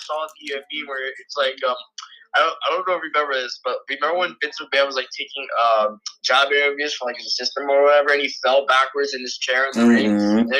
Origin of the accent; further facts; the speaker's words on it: New Jersey, United States; moved away; Even though I don't live there anymore, I'm still representing the jersey, man.